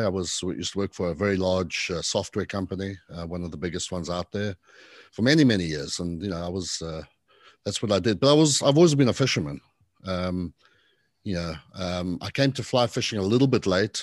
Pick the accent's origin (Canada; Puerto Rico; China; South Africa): South Africa; accent: a mix of British and not sure quite what; moved away as an adult; also born or lived in Zimbabwe / London, United Kingdom / Arizona, United States; now in Charleston, United States; I was born in Zimbabwe, in Africa. and, uh, you know, grew up mostly as a teenager in South Africa.